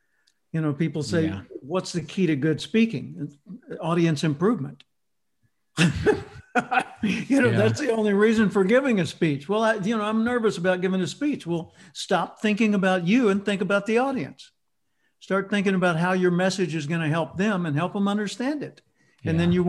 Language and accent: English; Little Rock, Arkansas, United States; I grew up in Little Rock, Arkansas. And for the international people, that's the central southern part of the United States.